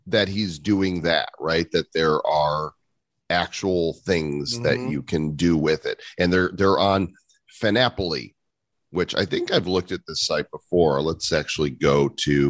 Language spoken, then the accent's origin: English; Chicago suburbs, Illinois, United States; growing up in the Chicago suburbs